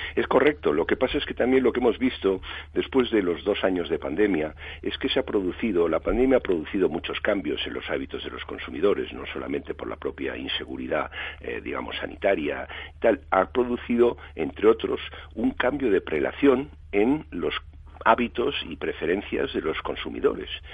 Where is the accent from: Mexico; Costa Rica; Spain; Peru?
Spain; somos los españoles